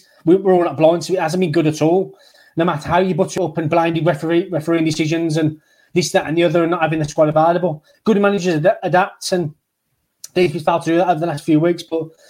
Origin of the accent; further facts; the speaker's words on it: Great Barr, West Midlands, United Kingdom; We're from Great Barr. We've been to the Scott Arms and we grew up around the same area.